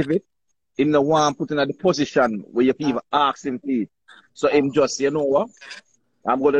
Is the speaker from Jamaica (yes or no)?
yes; Jamaica; as a Jamaican